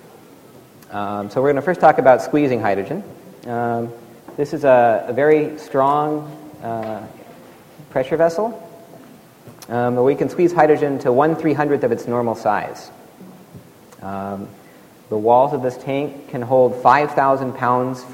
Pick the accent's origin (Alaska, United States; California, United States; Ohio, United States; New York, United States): Alaska, United States; Here's where I grew up in Alaska, 0 degrees